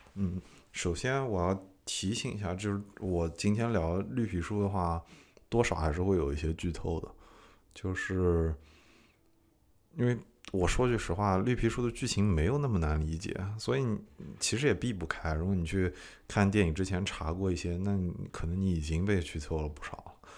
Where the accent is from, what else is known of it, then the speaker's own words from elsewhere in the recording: China; moved away as an adult; also born or lived in Nashville, United States; now in United States; 我对中国人来说太美国了，对美国人来说太中国了